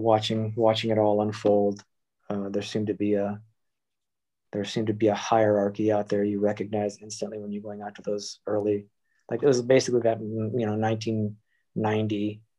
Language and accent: English; Ohio, United States; born there; also born or lived in Michigan; now in Boston, United States; I was born in Ohio, moved to Michigan, ended up going to the military, spending time in Kansas, Oklahoma, New Jersey, Texas. Eventually went back to Michigan to go to art school